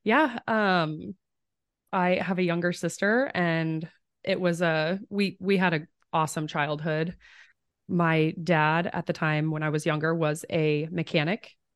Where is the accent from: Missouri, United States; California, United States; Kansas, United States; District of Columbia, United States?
Kansas, United States; Fredonia; moved away as an adult; now in Omaha, United States; I'm from Southeast Kansas. The town is Fredonia